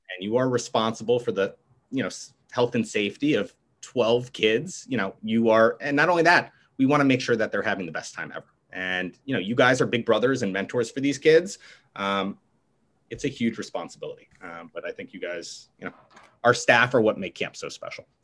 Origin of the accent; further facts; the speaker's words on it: Stamford, Connecticut, United States; I'm from Stamford, Connecticut